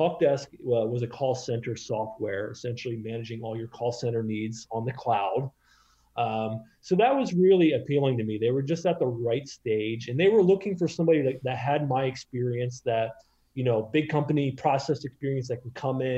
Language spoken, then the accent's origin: English; Maryland, United States; moved away as an adult; also born or lived in Boston / New York City; now in San Francisco, United States; I grew up in Maryland